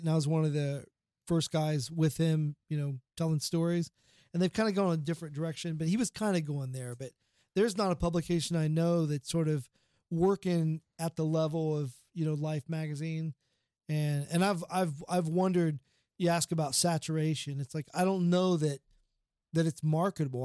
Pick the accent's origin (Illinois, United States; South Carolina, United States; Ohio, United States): Ohio, United States; Portsmouth; Portsmouth, Ohio. It's my hometown